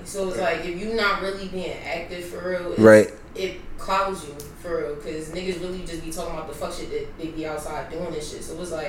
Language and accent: English; Philadelphia, Pennsylvania, United States; I'm from West Philly. I'm 22 years old.